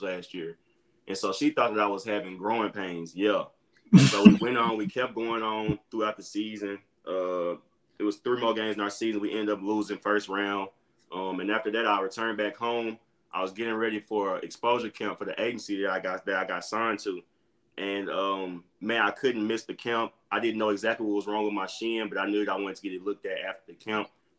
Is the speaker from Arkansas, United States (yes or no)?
yes; Little Rock, Arkansas, United States; moved away as an adult; also born or lived in New Mexico; I'm from Little Rock, Arkansas, born and raised